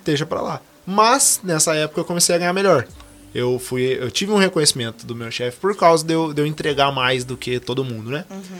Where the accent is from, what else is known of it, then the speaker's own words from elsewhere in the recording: Guará, interior of São Paulo, Brazil; Eu sou de Guará, sou do interior de São Paulo